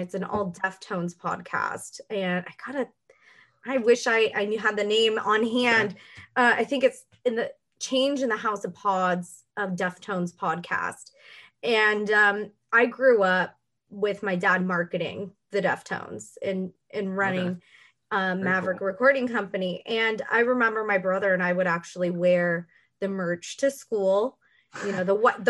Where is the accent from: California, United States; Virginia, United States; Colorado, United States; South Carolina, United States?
California, United States; Los Angeles; also born or lived in Texas; Me and my brother were born in Texas, but we were raised in Los Angeles